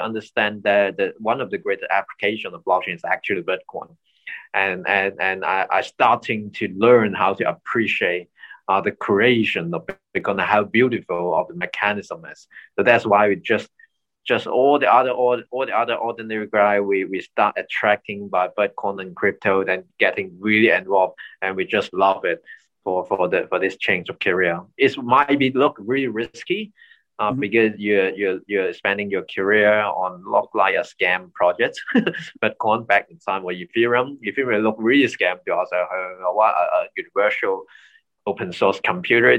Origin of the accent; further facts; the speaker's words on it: Hong Kong; I'm born and raised in Hong Kong